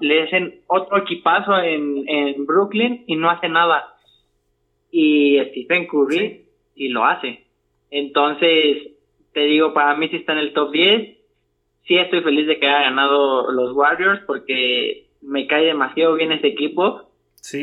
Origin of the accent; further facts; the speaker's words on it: Mexico; como buen mexicano